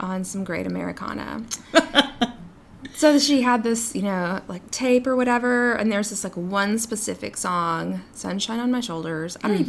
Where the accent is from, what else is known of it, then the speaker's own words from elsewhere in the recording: New York, United States; I don't know why I turned into like, you know, I'm a New Yorker. She's from Texas, but I was like, Mom, I don't know.